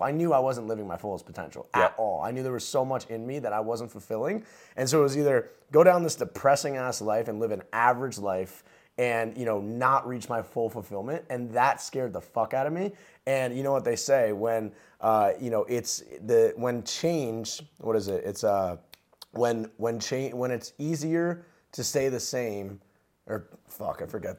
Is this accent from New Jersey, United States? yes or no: yes; New Jersey, United States; I grew up in New Jersey um, to a middle class family